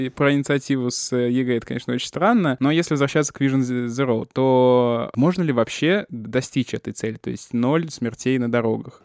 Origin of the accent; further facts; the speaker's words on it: Chapayevsk, Samara Oblast, Russia; now in Moscow, Russia; В моем родном городе Чапаевске